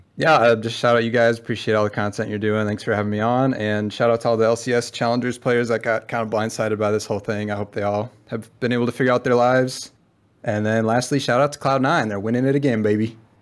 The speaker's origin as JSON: {"language": "English", "region": "Minnesota", "country": "United States", "said": "I'm from Minnesota"}